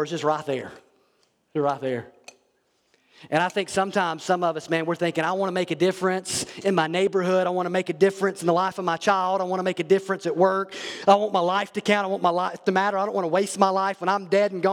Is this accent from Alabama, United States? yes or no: yes; Alabama, United States; I'm from Alabama